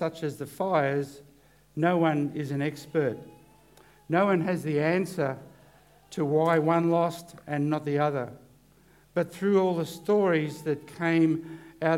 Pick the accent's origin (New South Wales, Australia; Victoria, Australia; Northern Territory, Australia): Victoria, Australia; Corryong; I'm from Corryong